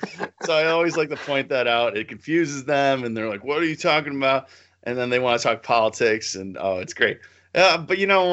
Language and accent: English; Connecticut, United States; moved away; I'm from Connecticut